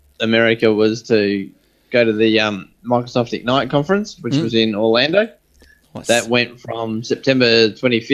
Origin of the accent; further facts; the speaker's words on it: Australia; also born or lived in Perth; we're all Australian